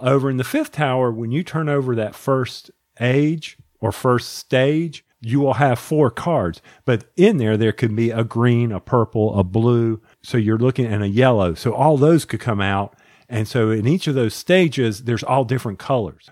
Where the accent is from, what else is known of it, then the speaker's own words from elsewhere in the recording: the South, United States; accent: Southern; my Southern accent